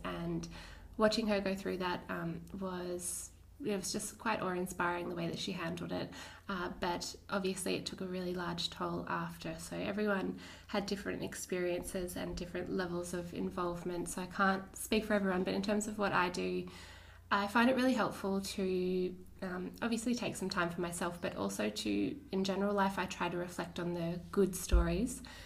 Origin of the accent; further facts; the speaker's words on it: Lord Howe Island, New South Wales, Australia; between about the ages of 11 and 13, I grew up on Lord Howe Island